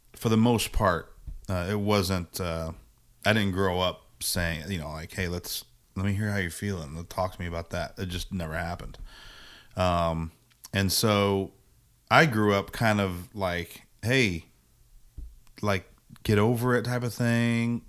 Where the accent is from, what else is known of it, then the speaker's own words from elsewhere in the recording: Indiana, United States; also born or lived in Virginia; I grew up in Indiana